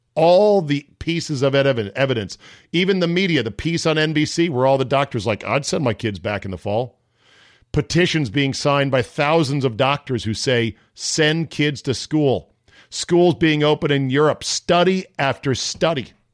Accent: Fairfax County, Virginia, United States; Fairfax County, right next door to us, the county I grew up in in Virginia

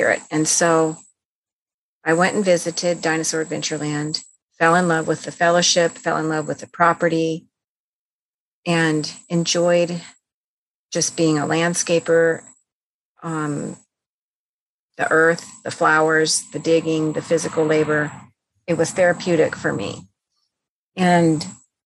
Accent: California, United States; moved away as an adult; also born or lived in Nebraska; now in Alabama, United States; I was born and raised in California.

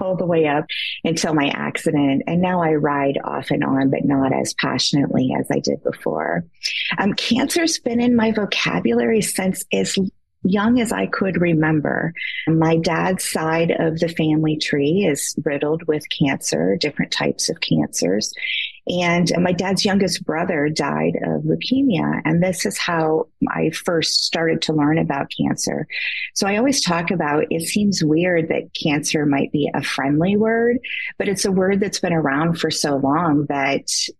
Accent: Great Lakes, United States; now in Michigan, United States; I currently reside in Michigan. I have always grown up around the Great Lakes

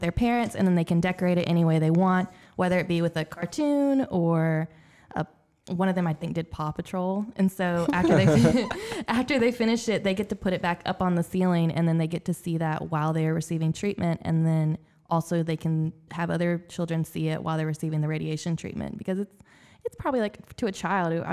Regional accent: Augusta, Georgia, United States; I'm actually born and raised from Augusta.

